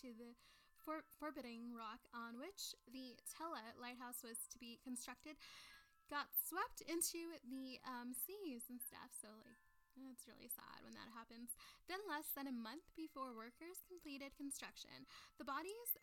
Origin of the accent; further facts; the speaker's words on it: South Texas, United States; moved away; I'm from the South Texas and stuff originally